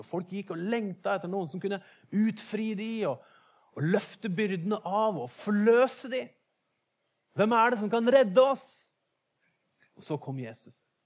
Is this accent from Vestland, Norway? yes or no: yes; Bergen, Vestland, Norway; som oss bergensere